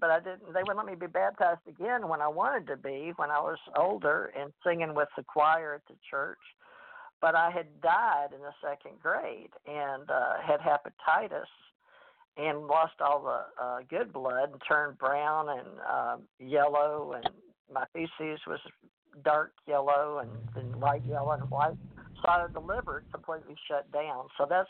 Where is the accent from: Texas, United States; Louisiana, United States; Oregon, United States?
Louisiana, United States; Monroe; born or raised there